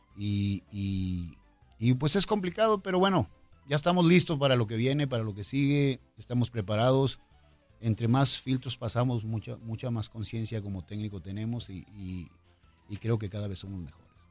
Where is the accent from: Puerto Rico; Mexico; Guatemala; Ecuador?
Mexico; Somos mexicanos